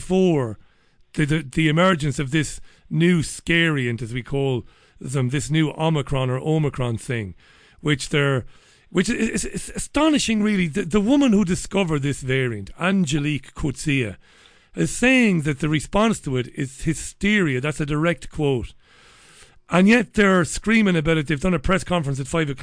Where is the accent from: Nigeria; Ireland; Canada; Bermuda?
Ireland; Waterford, Munster; now in Salford, United Kingdom; I'm in Salford, and I'm in a real, it's like very much where I grew up in Waterford